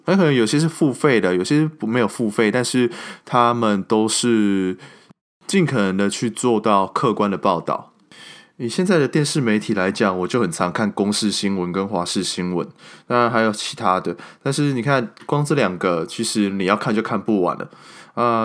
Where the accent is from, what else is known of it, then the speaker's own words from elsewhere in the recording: Kaohsiung, Taiwan; moved away; 那我身为一个高雄人，然后没有办法回去高雄参加这些盛事